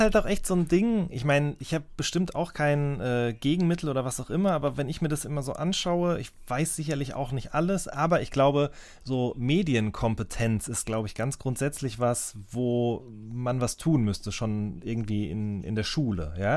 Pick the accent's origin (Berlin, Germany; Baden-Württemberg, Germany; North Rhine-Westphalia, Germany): North Rhine-Westphalia, Germany; ich komme ja auch aus NRW